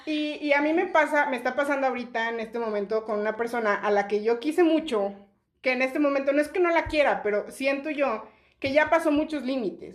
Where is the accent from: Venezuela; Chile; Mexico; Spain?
Mexico; Chiapas; now in Monterrey, Mexico; yo no soy de Monterrey, yo vivía en Chiapas